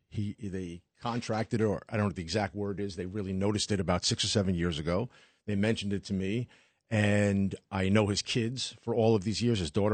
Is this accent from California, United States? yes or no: no; New York City, New York, United States; Being a New York City guy my entire life, watching the race literally pass by my house my entire life.